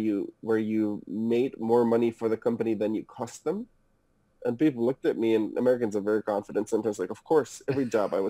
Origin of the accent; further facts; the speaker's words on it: Munich, Bavaria, Germany; moved away as an adult; also born or lived in Hamburg, Germany; now in United States; I'm from Germany originally, was born and raised in Munich. Moved to Hamburg with my parents